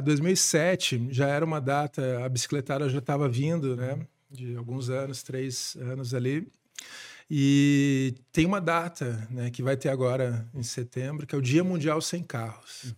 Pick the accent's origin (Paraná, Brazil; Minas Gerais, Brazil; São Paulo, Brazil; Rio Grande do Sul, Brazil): Paraná, Brazil; Curitiba; Eu nasci aqui em Curitiba, em 79